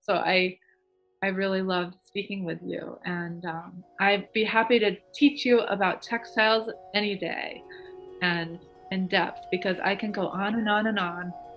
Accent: Massachusetts, United States; moved away as an adult; also born or lived in New York City; I grew up in Massachusetts

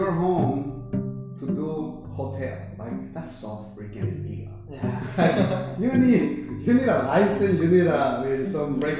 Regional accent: West New York, New Jersey, United States; I'm from West New York.

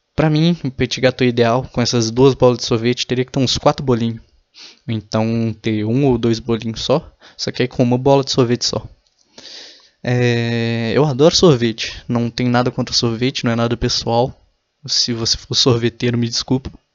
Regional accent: Minas Gerais, Brazil; Eu tenho orgulho de falar que eu sou mineiro

